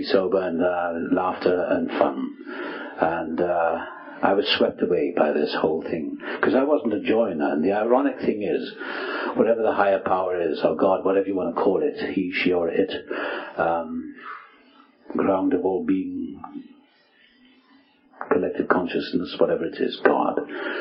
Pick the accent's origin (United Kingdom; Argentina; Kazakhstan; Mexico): United Kingdom; South Wales; moved away as an adult; also born or lived in England; now in United States; I was born in South Wales